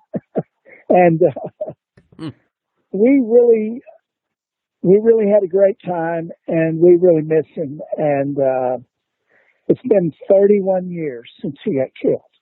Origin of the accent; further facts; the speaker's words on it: Dallas, Texas, United States; where Steve and I grew up in Oak Cliff.